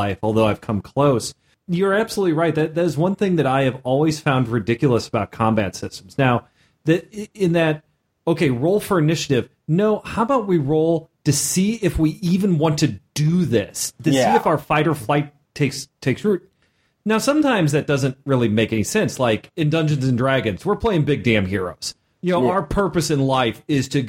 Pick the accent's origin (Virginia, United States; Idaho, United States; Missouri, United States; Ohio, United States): Missouri, United States; I'm Midwest